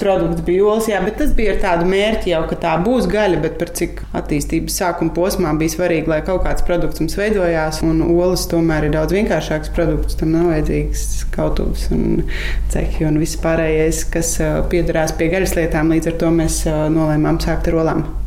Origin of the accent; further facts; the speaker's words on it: Riga, Latvia; moved away as an adult; also born or lived in Jūrmala; now in Irlava Parish, Latvia; Es savukārt esmu no Rīgas, dzimusi un nu, augusi tieši uz Brīvības ielas.